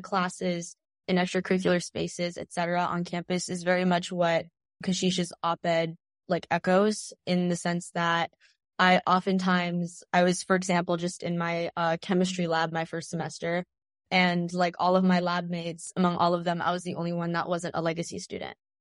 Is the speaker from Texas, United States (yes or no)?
yes; Tyler, Texas, United States; We're both from Texas